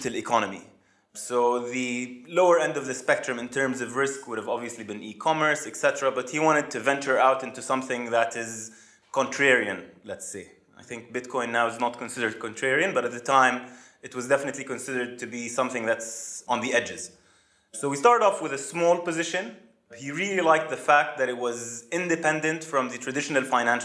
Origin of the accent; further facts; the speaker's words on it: Amman, Amman Governorate, Jordan; moved away as an adult; also born or lived in United States / Saudi Arabia; I was born and raised in Jordan, in Amman, moved to the US to study industrial engineering at Purdue University